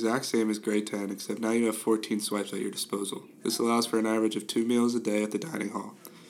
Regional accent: Cincinnati, Ohio, United States; from Cincinnati, Ohio.

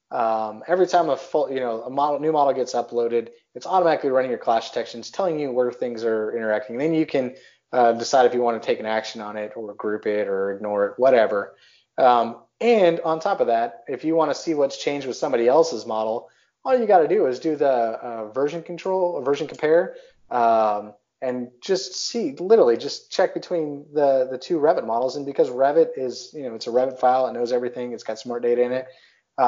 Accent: Texas, United States; born or raised there; moved away as an adult; also born or lived in Worcester, Massachusetts / Pacific Northwest / Pittsburgh area; now in Pittsburgh, United States

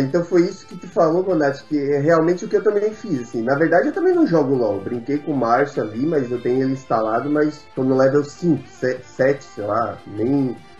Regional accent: Criciúma, Santa Catarina, Brazil; eu sou de Criciúma, Santa Catarina

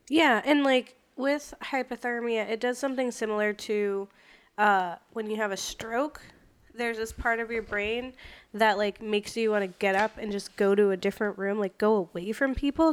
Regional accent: Florida, United States; moved away; I'm from Florida. And we don't have snow there

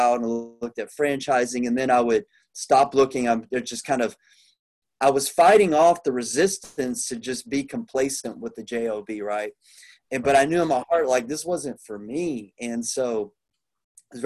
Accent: Plano, Texas, United States; now in Houston, United States; I grew up around Plano, but I'm down in Houston, Texas

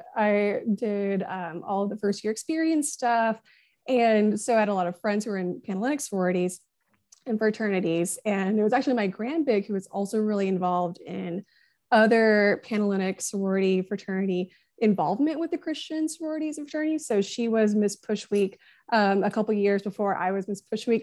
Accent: Northwest Arkansas, United States; moved away as an adult; I'm from out of state. I'm from Northwest Arkansas

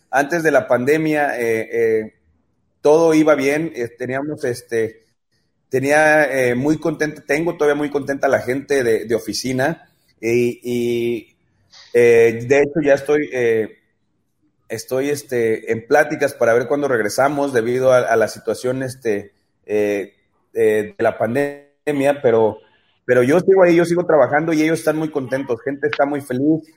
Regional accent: Mexico; como luchador mexicano

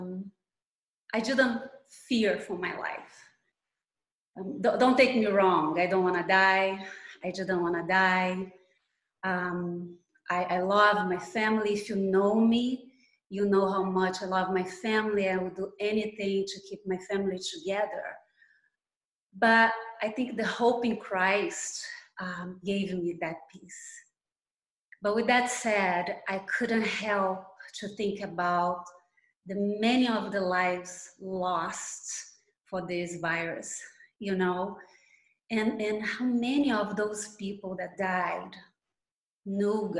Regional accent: Brazil; accent: Brazilian; English is a second language; now in Miami, United States; as you can tell by my accent, I'm Brazilian

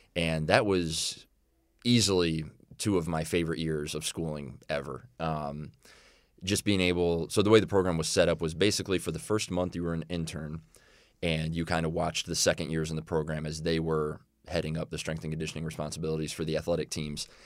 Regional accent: Illinois, United States; moved away; I grew up in Illinois

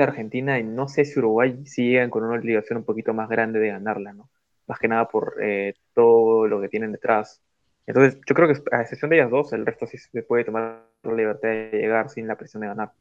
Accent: Peru; yo como peruano

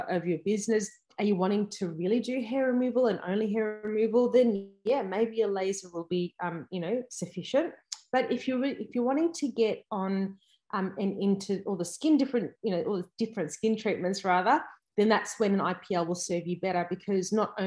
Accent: Melbourne, Victoria, Australia; I am from Melbourne

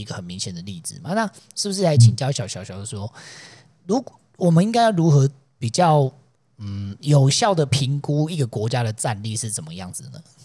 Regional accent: Taiwan; 身为台湾人

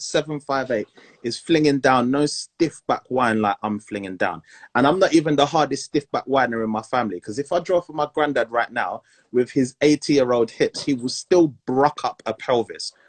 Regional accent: Montserrat; I'm from Montserrat

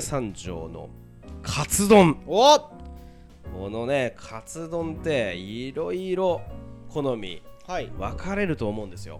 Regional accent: Niigata, Japan; born or raised there

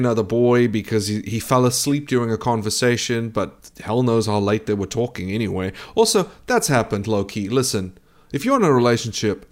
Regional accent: South Africa; I'm a South African

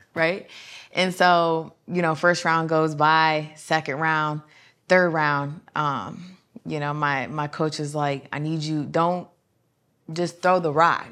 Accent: Fremont, Ohio, United States; I'm actually from Fremont, Ohio

